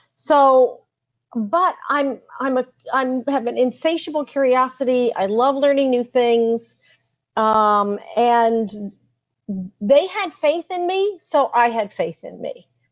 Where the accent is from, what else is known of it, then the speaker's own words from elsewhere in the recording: New York City, New York, United States; also born or lived in Washington D.C. area; now in Washington D.C., United States; I'm a native New York City girl. I live in the Washington D.C. area now, but I was born in in New York City